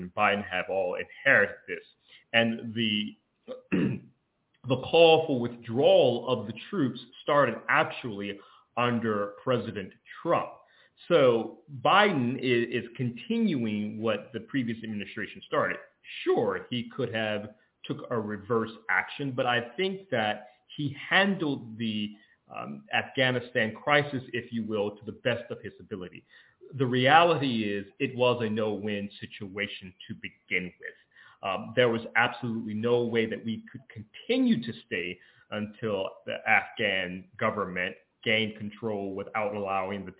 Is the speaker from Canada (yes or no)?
no; Georgia, United States; my home state of Georgia